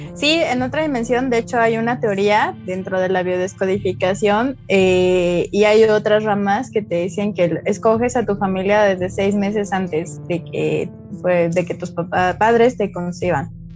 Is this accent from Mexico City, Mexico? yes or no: yes; Mexico City, Mexico; moved away as an adult; now in Querétaro, Mexico; soy de la Ciudad de México, tiene cuatro años que vine a Querétaro